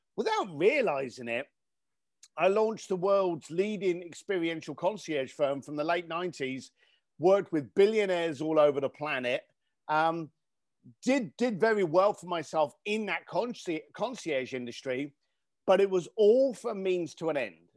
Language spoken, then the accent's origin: English; London, United Kingdom; I grew up in East London